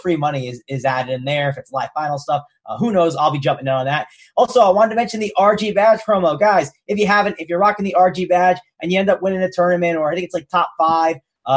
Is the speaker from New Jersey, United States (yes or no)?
yes; New Jersey, United States; I'm from Jersey